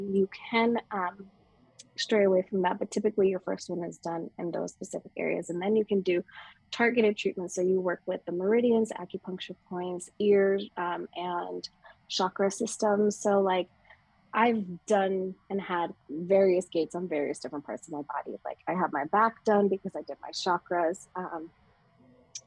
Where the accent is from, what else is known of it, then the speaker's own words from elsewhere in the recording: Las Vegas, Nevada, United States; moved away as an adult; now in Sedona, United States; back in my hometown in Vegas